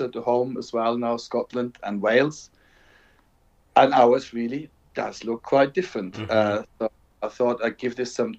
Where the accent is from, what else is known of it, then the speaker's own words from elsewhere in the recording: Germany; moved away as an adult; now in England, United Kingdom; I'm from Germany, but I've been teaching in England since 1989